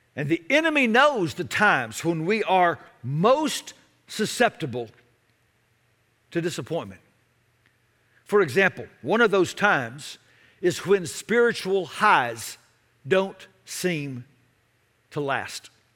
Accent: Dallas, Texas, United States; I grew up in Dallas back before there was a Major League Baseball team in the Metroplex.

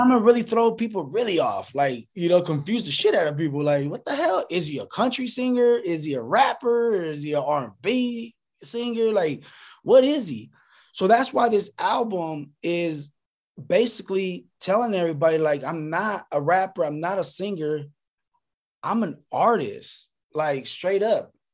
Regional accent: Lancaster, California, United States; also born or lived in Sacramento, California; Sacramento made me, but Lancaster, the AV raised me.

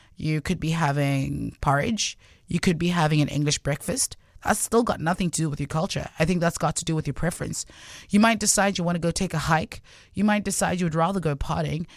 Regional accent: Gauteng, South Africa; first language Sotho; English is a second language; also born or lived in Cape Town; I'm from Gauteng

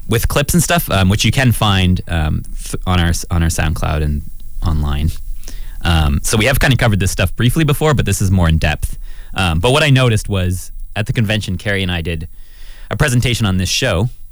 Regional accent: Canada; I'm a Canadian citizen.

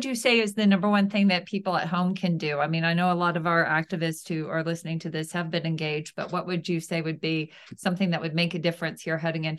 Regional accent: Tennessee, United States; because I'm from Tennessee

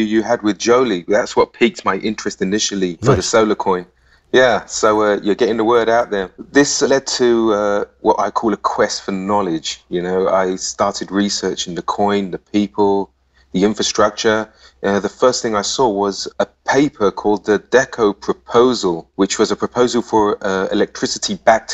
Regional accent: London, United Kingdom; accent: English; now in Cyprus; I was born in London, actually, hence the English accent

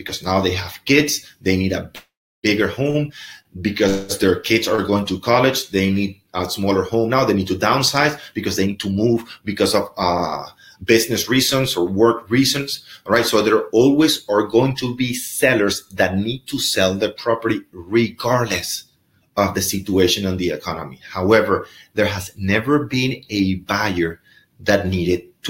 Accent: Venezuela; moved away; I'm from Venezuela

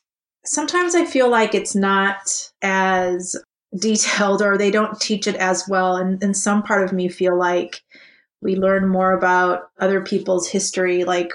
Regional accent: Japan; moved away as an adult; now in United States; So I grew up in Japan. I was born and raised in Japan. So I actually, and I have also lived in the States, and I currently live here, obviously. But that said, so I've gone through the Japanese education system all the way from elementary school to college.

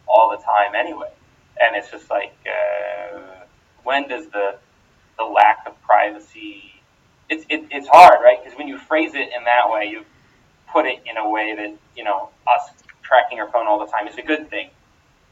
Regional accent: Pennsylvania, United States; I'm from Pennsylvania

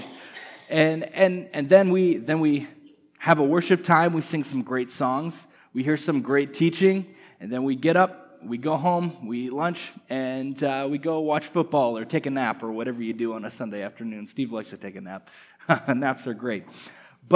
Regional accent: Canada; moved away as an adult; now in United States; I'm from Canada, and over the last few months I've been going through the immigration process to be a permanent resident here in the United States

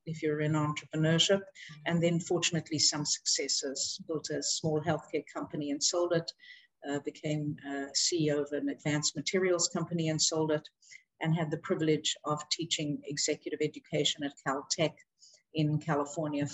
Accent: South Africa; growing up in South Africa, I was growing up in a very privileged environment

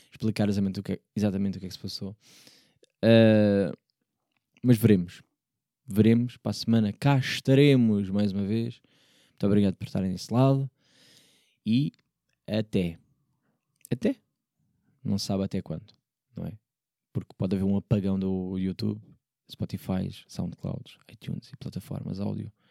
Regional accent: Porto, Norte, Portugal; accent: Porto; quando, do Porto, vejo que eu digo logo Porto com, com coisa, não é? Eu carrego logo ali no, vai um sotaque sem querer, pá, desculpem lá

